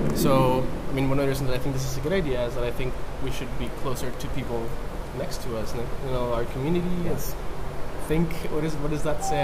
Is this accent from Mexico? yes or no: yes; Mexico; moved away; I'm from Mexico